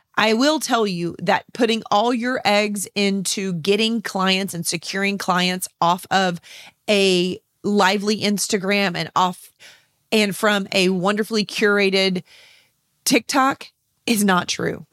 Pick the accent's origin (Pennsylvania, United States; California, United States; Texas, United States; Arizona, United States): Texas, United States; San Antonio; here in my hometown of San Antonio, Texas.